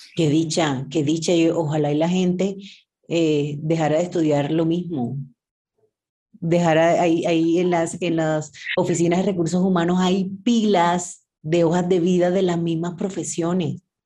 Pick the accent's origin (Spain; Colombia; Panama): Colombia; Sincelejo, Sucre; cincelejana, colombiana.